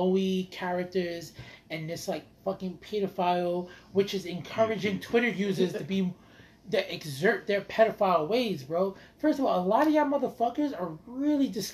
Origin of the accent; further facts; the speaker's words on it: United States; as American fans